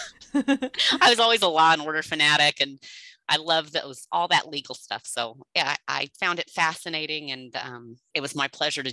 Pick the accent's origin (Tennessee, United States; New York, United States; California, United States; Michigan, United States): California, United States; Southern; also born or lived in Napa, California / Idaho / Illinois / Florida; I was born in Southern California. And when I was 14 years old, my parents moved up to Napa.